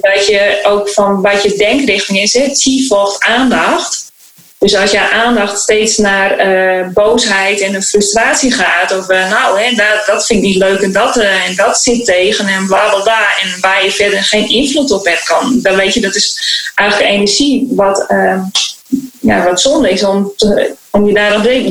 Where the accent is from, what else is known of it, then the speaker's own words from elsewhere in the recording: Beetsterzwaag, Friesland, Netherlands; moved away; also born or lived in Suriname; in het Friese dorp in Beetswagen waar ik ben opgegroeid